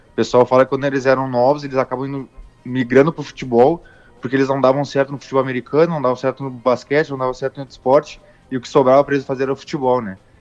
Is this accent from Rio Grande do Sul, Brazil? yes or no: yes; Rio Grande do Sul, Brazil; sou gaúcho